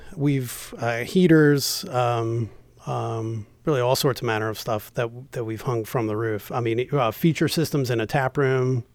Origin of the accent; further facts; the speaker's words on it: New Jersey, United States; moved away as an adult; also born or lived in Delaware / Baltimore, Maryland; now in Maryland, United States; I'm originally from New Jersey